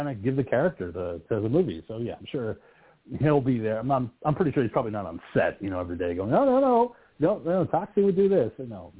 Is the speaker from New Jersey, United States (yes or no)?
yes; New Jersey, United States; I'm from Jersey